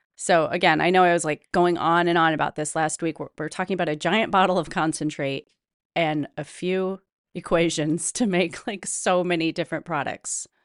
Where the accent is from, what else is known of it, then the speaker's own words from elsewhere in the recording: Midwest, United States; I'm from the Midwest, we have a very distinct traditions, whether they're Brandy Alexander's or dinner, supper clubs